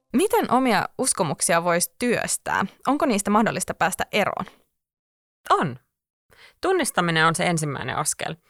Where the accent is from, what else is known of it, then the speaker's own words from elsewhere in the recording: Espoo, Uusimaa, Finland; olen itse tälle espoolaisena